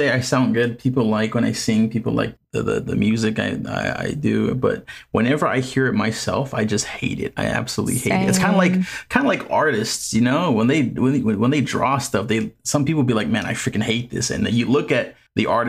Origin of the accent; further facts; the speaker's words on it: American Samoa; I grew up in American Samoa.